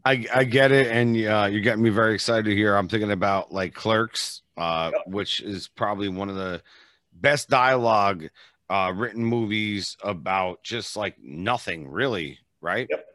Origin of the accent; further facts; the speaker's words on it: East Coast, United States; now in Las Vegas, United States; I'm from the East Coast originally, and now I live in Vegas, obviously.